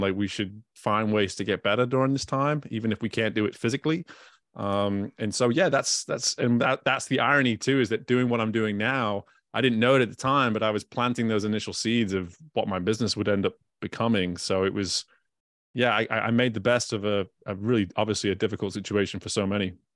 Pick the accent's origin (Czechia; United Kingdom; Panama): United Kingdom; now in Baton Rouge, United States; I'm a British person that lives in Louisiana